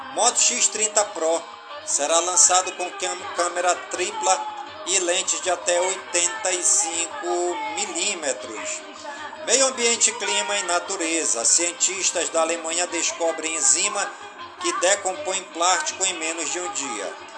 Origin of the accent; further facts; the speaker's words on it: Careiro da Várzea, Amazonas, Brazil; em todas as comunidades do Cariro da Vásia, minha cidade natal